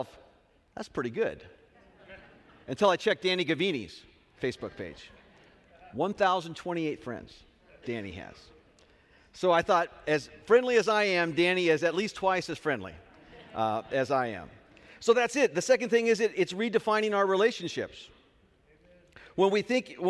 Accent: Southern California, United States; now in Hanford, United States; I am from Southern California

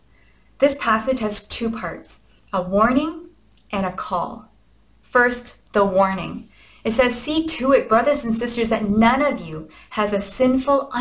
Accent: Canada; we are Canadian after all

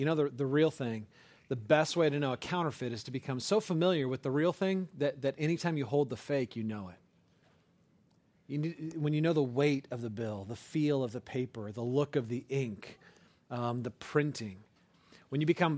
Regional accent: California, United States; I grew up in California, and my dad was a banker.

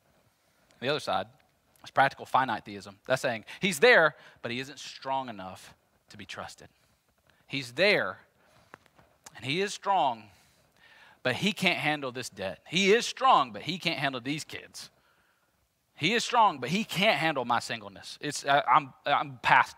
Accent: Jackson, United States; I'm from Jackson

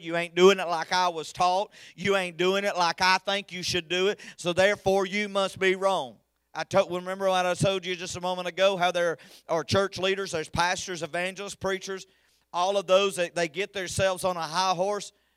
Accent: United States; I'm an American

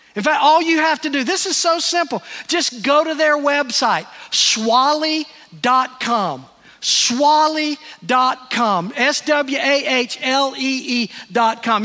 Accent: Greenville, United States; moved away; Terry and I were in Greenville, my hometown

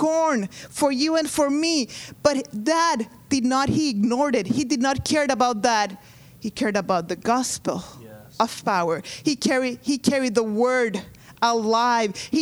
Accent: Honduras; moved away; I am from Honduras.

